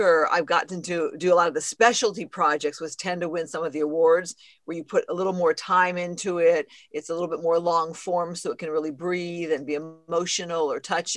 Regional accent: outskirts of Phoenix, Arizona, United States; moved away as an adult; now in Los Angeles, United States; I grew up in Arizona, kind of on the outskirts of Phoenix

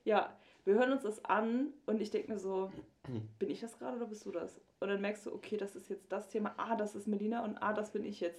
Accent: near Flensburg, Schleswig-Holstein, Germany; moved away; ich komme ja aus der Nähe von Flensburg

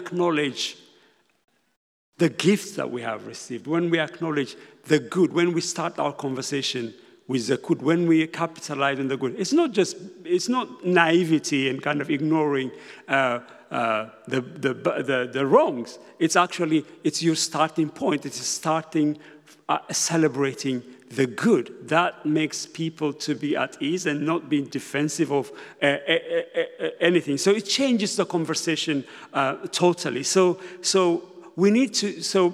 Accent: Ethiopia; now in United Kingdom; I'm originally from Ethiopia. I came to Britain when I was very young

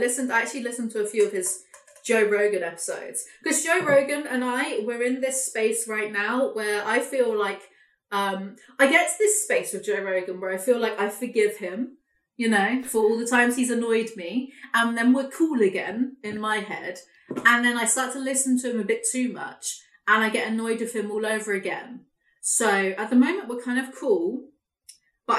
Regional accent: England, United Kingdom; I'm English

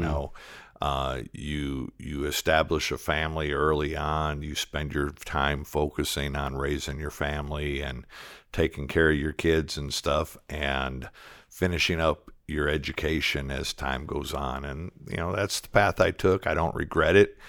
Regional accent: Detroit, Michigan, United States; moved away as an adult; now in Arlington, United States; I'm originally from Detroit. I grew up in inner city

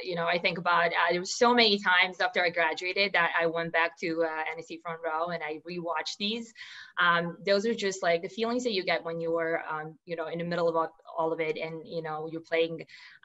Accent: Serbia; English is a second language; moved away as an adult; also born or lived in New York City; I'm originally from Serbia, and that's, a small country in Europe

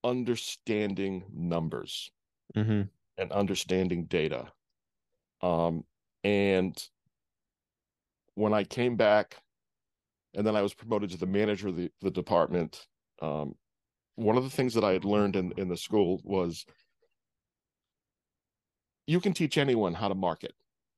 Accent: East Coast, United States; growing up on the East Coast and going to school in Rhode Island and going to college in Rhode Island, and then all of a sudden I'm plunked down in the middle of a cornfield in Indiana.

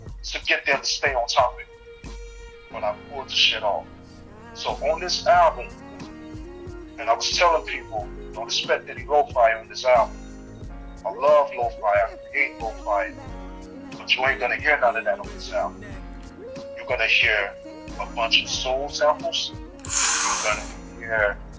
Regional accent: the South, United States; moved away as an adult; also born or lived in Birmingham, Alabama / Atlanta, Georgia / Orlando, Florida; now in United Kingdom; I'm from the South

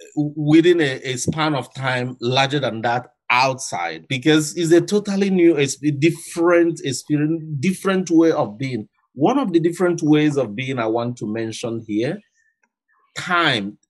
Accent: Nigeria; moved away; also born or lived in Attawapiskat; I'm from Africa. I'm from Nigeria

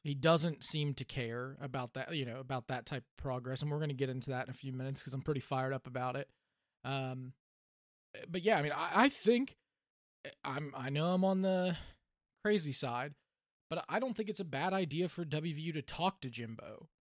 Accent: Clarksburg, West Virginia, United States; I was born in Clarksburg

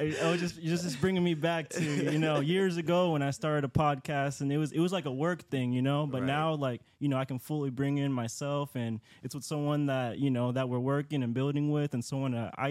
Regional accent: Seattle, Washington, United States; You know, I'm here from Seattle.

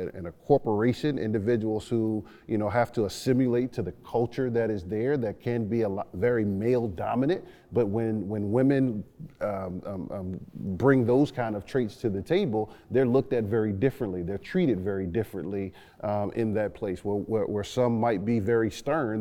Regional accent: New Orleans, Louisiana, United States; growing up in New Orleans, Louisiana

